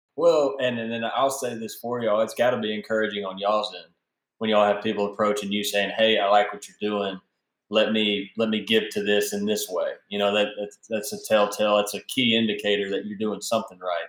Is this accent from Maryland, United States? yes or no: no; Central Mississippi, United States; I was born and raised in Central Mississippi